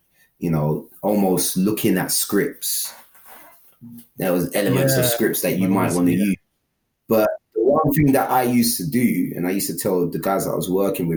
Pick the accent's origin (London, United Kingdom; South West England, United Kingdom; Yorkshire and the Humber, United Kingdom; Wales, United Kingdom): London, United Kingdom; I grew up in London. I've always been from London